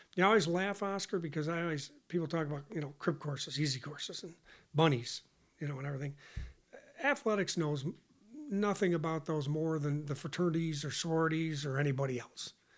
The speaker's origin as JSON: {"language": "English", "town": "Hornell", "region": "New York", "country": "United States", "tie": "born or raised there", "moved": "as an adult", "lives_now": "Lexington, Kentucky, United States", "said": "south of Rochester, small town, south of Rochester, Hornell, New York"}